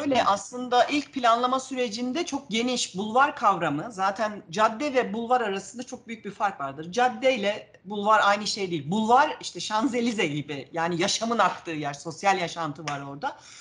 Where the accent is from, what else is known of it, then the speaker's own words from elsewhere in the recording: Ankara, Turkey; also born or lived in Manisa; 3 yaşında Ankara'ya gelmişiz. Ankara'da büyüdüm ben